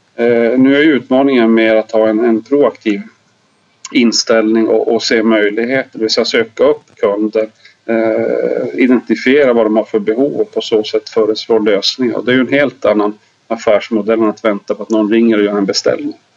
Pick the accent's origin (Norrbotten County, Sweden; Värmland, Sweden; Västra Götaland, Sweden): Norrbotten County, Sweden; Lapland; also born or lived in Malmberget; now in Dalarna, Sweden; jag är faktiskt lapplänning